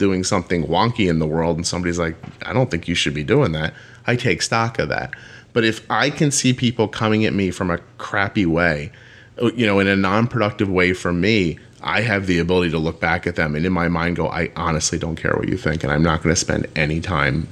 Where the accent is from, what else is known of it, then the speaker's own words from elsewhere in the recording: right outside of Philadelphia, Pennsylvania, United States; I grew up right outside of Philadelphia in the northeast